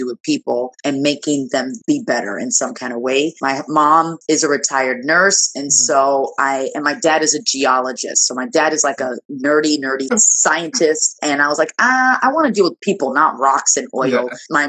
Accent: Nigeria; moved away; I'm Nigerian. Born in Nigeria, immigrant.

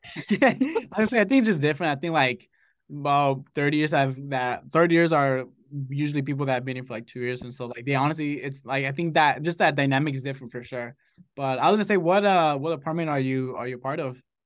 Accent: Los Angeles, California, United States; moved away as an adult; now in Santa Barbara, United States; I grew up in Los Angeles

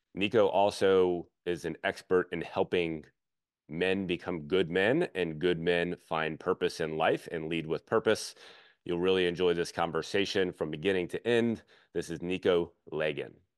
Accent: Baton Rouge, Louisiana, United States; I'm from Baton Rouge, so I know the South pretty well

